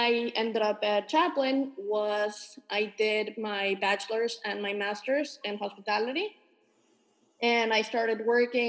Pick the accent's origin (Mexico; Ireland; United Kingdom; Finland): Mexico; also born or lived in San Diego, California / Los Angeles, California / Paris, France; now in United States; I'm originally from Mexico. I've lived in the U.S. about 20 years at this point.